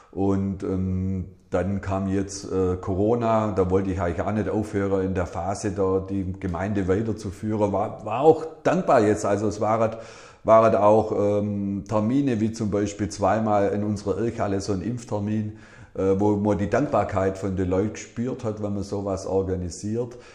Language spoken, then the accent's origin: German; Ellwangen, Baden-Württemberg, Germany; ich bin halt ein gebürtiger Elwanger.